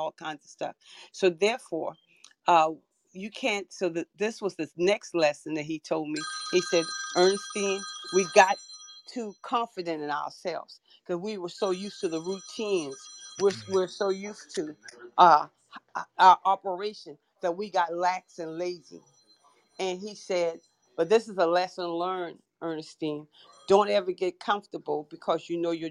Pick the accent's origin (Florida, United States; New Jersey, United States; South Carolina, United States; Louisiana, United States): South Carolina, United States; Charleston; I'm from Charleston, South Carolina